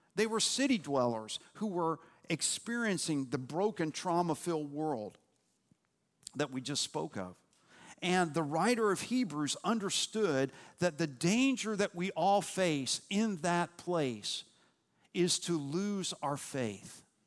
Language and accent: English; Louisville, Kentucky, United States; moved away as an adult; also born or lived in Cincinnati, Ohio / Nashville, Tennessee / East Tennessee; I was born in Cincinnati, Ohio. Uh, we moved to Louisville, Kentucky when I was nine months old